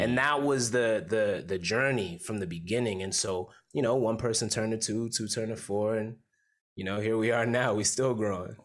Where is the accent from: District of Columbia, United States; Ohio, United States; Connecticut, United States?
Connecticut, United States; Bridgeport; moved away as an adult; also born or lived in New York; now in Oakland, United States; from Bridgeport, Connecticut. Family's from Jamaica. Uh, I was born in Bridgeport, Connecticut.